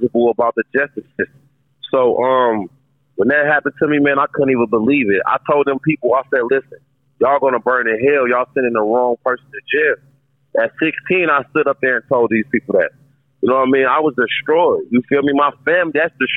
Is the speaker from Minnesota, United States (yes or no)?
yes; Minneapolis, Minnesota, United States; I'm from North Minneapolis, which is like it's a close-knit community